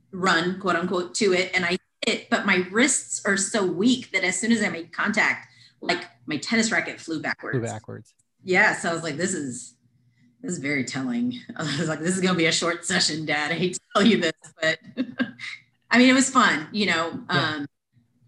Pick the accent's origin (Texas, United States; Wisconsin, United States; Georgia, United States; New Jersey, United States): Texas, United States; Weslaco; now in San Antonio, United States; I grew up in Weslaco, Texas, mm-hmm. Exactly the midpoint of the Rio Grande Valley. Mm-hmm. Born and raised there my whole life.